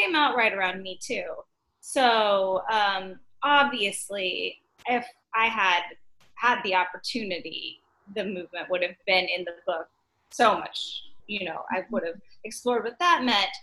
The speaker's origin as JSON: {"language": "English", "town": "Dallas", "region": "Texas", "country": "United States", "moved": "yes", "lives_now": "New York, United States", "said": "I'm from Dallas"}